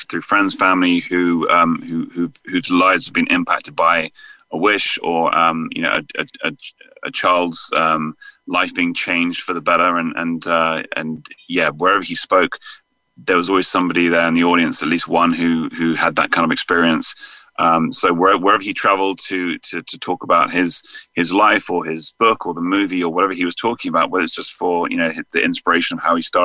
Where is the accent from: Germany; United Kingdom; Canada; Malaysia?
United Kingdom; England; accent: English; moved away as an adult; now in United States; England. Yeah, I moved out here in 2009, so it's been just, yeah, this is my 12th year here now.